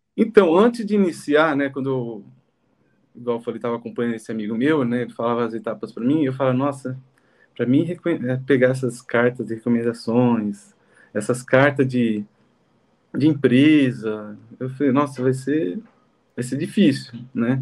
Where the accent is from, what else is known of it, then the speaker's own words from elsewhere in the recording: Jundiaí, São Paulo, Brazil; moved away as an adult; also born or lived in Campinas / Congo; E sou de Jundiaí, estudei em Campinas